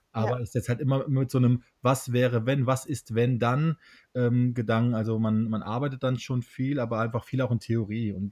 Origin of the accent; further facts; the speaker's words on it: Hesse, Germany; now in Berlin, Germany; kann hier in meiner Hausisolation in Hessen. Also ich bin nicht äh, in Berlin momentan, sondern in meiner Heimat